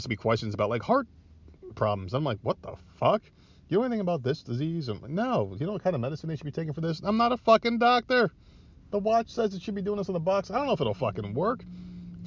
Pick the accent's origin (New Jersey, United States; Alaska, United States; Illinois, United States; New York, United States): New Jersey, United States; now in Myrtle Beach, United States; now I live in the South, I'm from Jersey originally